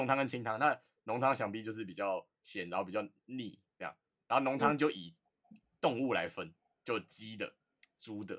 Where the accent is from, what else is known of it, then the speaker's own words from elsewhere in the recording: Taipei, Taiwan; 我就是台北的